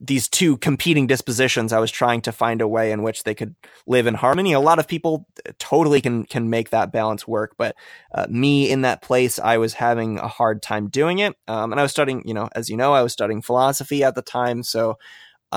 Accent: Midwest, United States; I grew up in the Midwest, so I called it pop as well.

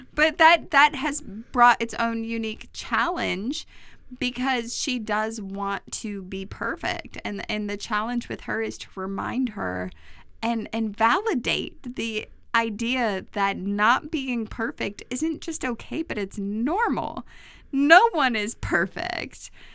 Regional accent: New York, United States; I grew up in New York, I lived in New York, and when I was working in New York

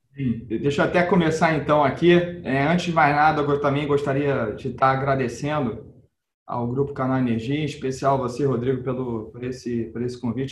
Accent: Brazil; como brasileiro

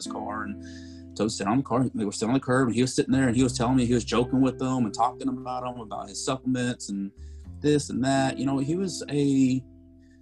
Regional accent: Lubbock, Texas, United States; now in Dallas, United States; I grew up in West Texas. I'm from Lubbock

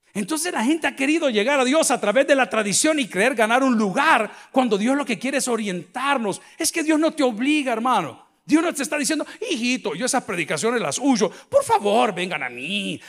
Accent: El Salvador; nosotros como salvadoreños hemos cambiado muchísimo.

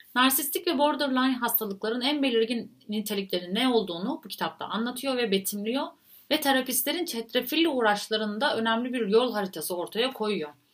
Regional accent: Turkey

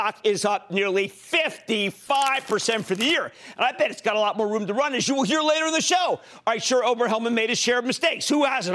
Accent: Philadelphia, Pennsylvania, United States; where I live when I grew up in Philadelphia

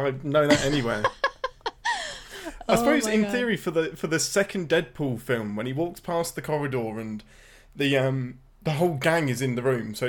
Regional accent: England, United Kingdom; I'm the only English person in the world that despises The Crown.

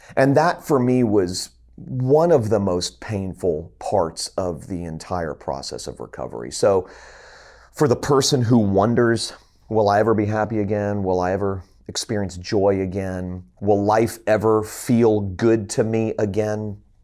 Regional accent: Fort Lauderdale, Florida, United States; moved away as an adult; also born or lived in Columbia, South Carolina / Tennessee; moved back home to my hometown of Fort Lauderdale, Florida

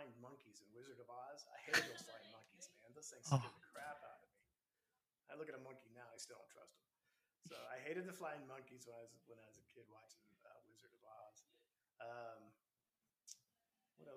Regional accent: Texas, United States; Texas, being it's my home state.

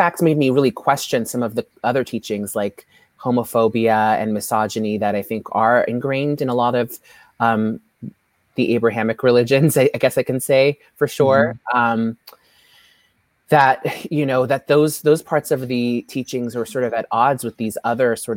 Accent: San Francisco, California, United States; I grew up here in San Francisco, and my parents are from Ethiopia

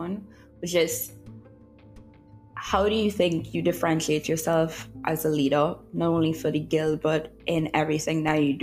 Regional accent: Trinidad & Tobago; moved away as an adult; also born or lived in Jamaica; I'm Trinidadian

